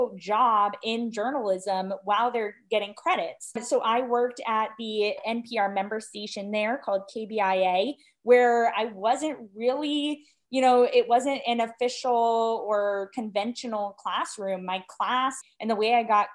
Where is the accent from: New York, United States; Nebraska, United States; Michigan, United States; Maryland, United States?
Nebraska, United States; Omaha; moved away as an adult; also born or lived in Berkeley, California / Missouri / Spain; now in Iowa, United States; I am originally from Berkeley, California, grew up in Omaha, Nebraska